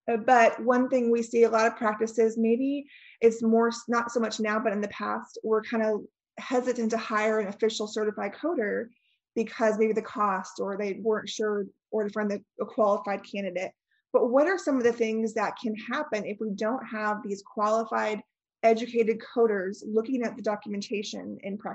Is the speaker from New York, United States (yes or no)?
no; California, United States; moved away; I grew up in California, not far from where you're at.